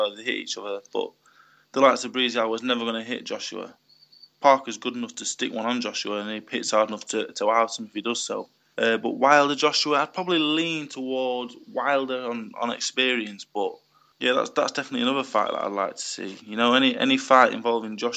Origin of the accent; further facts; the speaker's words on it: United Kingdom; As a British heavyweight